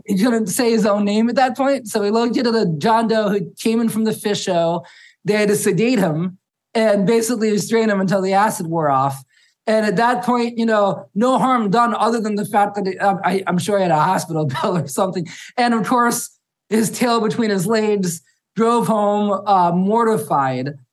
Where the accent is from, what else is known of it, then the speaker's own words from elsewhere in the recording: Harrisburg, Pennsylvania, United States; I grew up in Harrisburg, which is about 20 minutes from the venue.